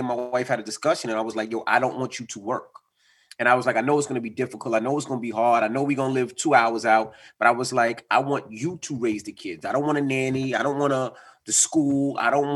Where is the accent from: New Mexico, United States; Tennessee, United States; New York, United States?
New York, United States; New York City; I grew up in Queens and been through everything in Queens